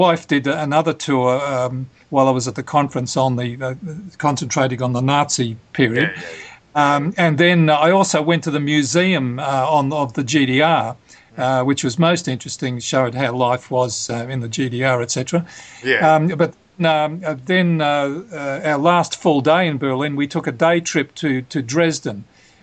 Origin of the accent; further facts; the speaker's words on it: Australia; as an Australian